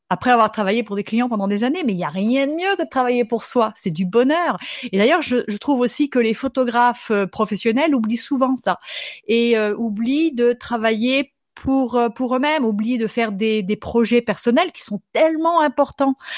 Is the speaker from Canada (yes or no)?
no; France; first language French; moved away as an adult; now in Minnesota, United States; J'habite aux États-Unis, mais je suis française